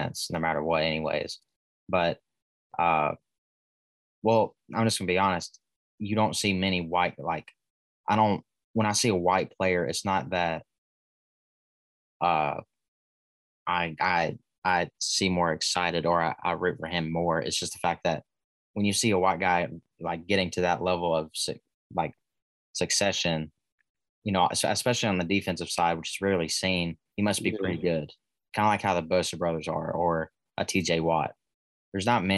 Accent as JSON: {"language": "English", "region": "Alabama", "country": "United States", "said": "I'm from Alabama"}